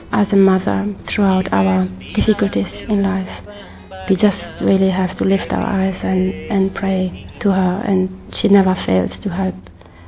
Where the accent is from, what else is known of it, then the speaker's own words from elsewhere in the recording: Italy; I'm from Italy